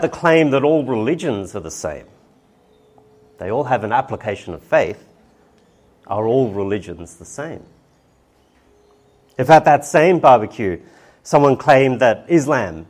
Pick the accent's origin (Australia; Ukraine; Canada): Australia; Brisbane, Queensland; now in South Australia, Australia; I was brought up and born in Brisbane